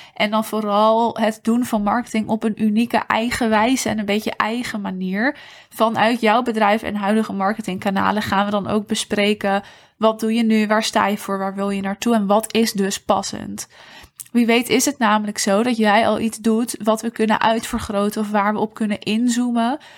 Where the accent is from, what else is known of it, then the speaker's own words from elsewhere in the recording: Netherlands; als Nederlanders